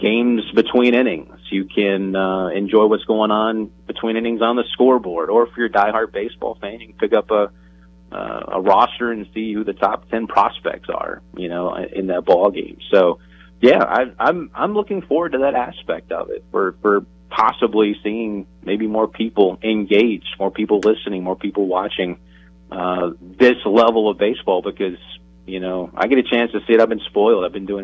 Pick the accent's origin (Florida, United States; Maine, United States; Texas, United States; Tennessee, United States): Tennessee, United States; growing up in the South and in Tennessee